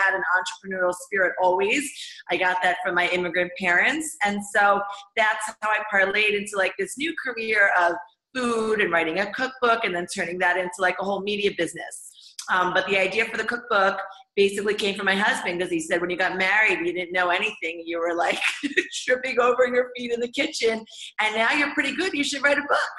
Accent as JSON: {"language": "English", "country": "United States", "tie": "born or raised there", "moved": "as an adult", "lives_now": "Israel", "said": "I grew up in America."}